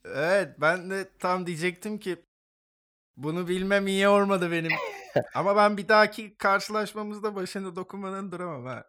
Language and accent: Turkish; Istanbul, Turkey; moved away; also born or lived in Esenler, Istanbul; ilkokulu orada okudum.